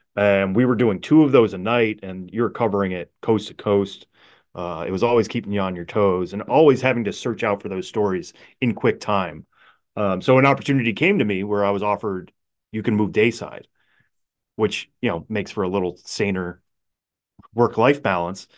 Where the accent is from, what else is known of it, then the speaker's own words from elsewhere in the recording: Palmer, Massachusetts, United States; I grew up in Western Massachusetts, Palmer, Mass